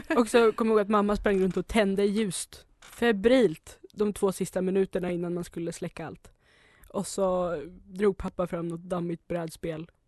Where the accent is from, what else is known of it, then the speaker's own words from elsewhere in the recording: Norrland, Sweden; jag är från Norrland så vi har ju snö på jul